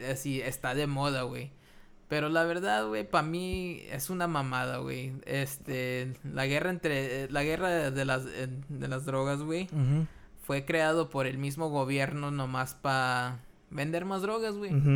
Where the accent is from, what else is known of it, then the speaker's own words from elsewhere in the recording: Mexico; nosotros los mexicanos